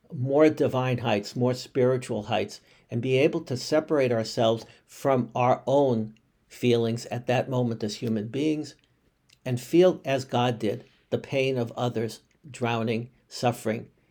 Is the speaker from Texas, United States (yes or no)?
no; Boston, Massachusetts, United States; a Bostonian by birth